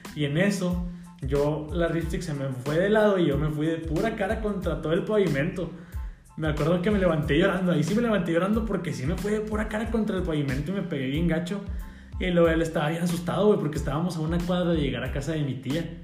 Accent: Cuatro Ciénegas, Coahuila, Mexico; yo soy de Cuatro Ciénegas

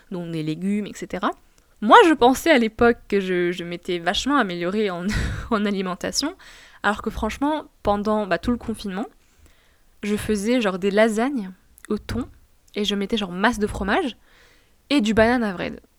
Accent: Tunisia; Il faut savoir que je suis franco-tunisienne et que j'ai grandi en Tunisie.

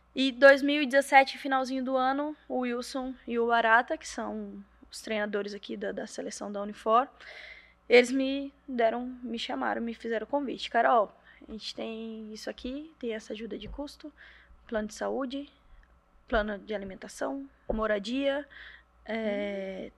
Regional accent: Balneário Camboriú, Santa Catarina, Brazil; also born or lived in Paraná; now in Fortaleza, Brazil; Eu sou nascida no Paraná, mas fui com sete anos para Santa Catarina, então minha vida, a maior parte foi ali.

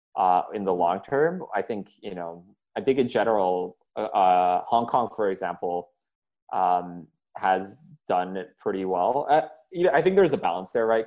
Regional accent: Jakarta, Indonesia; also born or lived in India / Montana, United States; I was born in Jakarta, and uh, moved to the states for two years. My, my dad was getting his master's to Montana, where my um, mom's side of the family's from. Then moved back

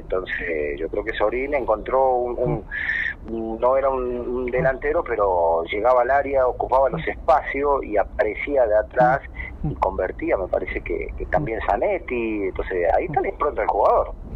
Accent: Formosa, Argentina; now in San Luis, Argentina; yo soy de provincia, soy de Formosa

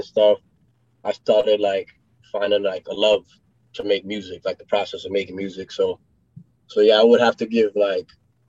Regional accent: New York City, New York, United States; moved away; also born or lived in Florida; when I grew up in New York City, Queens, New York.

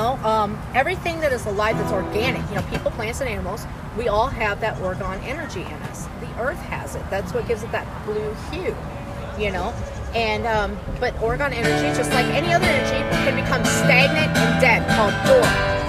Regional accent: Missouri, United States; I'm from Missouri.

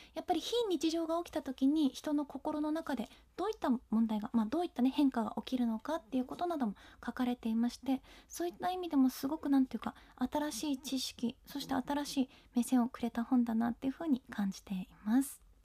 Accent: Ishikawa, Japan; 私は地元石川県の北陸放送で本を紹介する番組

